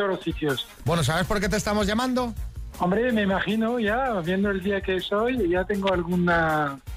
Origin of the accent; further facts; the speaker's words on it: Brittany, France; yo soy de la Bretaña, del noroeste de Francia